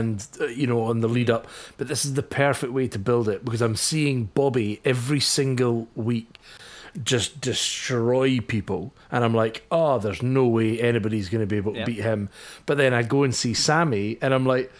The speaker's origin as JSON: {"language": "English", "region": "Scotland", "country": "United Kingdom", "said": "as a Scotsman"}